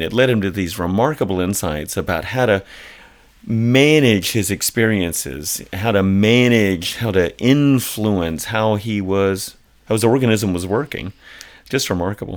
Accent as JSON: {"language": "English", "town": "Atlanta", "region": "Georgia", "country": "United States", "tie": "born or raised there", "said": "I grew up in Atlanta"}